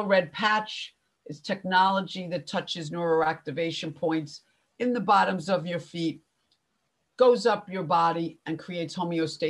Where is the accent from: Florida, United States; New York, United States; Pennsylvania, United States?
New York, United States; Long Island; also born or lived in Spain; I'm from New York, everyone, if you can't tell by my accent, Long Island to be specific